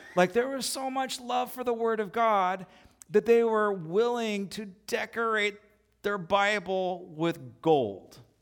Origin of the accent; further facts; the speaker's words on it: United States; as American Christians